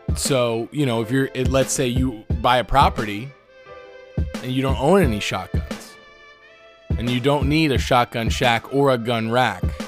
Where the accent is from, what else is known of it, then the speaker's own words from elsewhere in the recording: Florida, United States; moved away; my life growing up in Florida